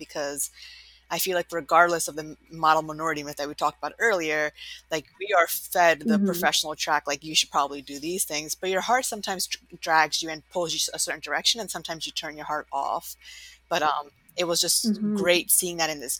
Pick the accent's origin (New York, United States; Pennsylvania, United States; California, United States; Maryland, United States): New York, United States; because I'm also from New York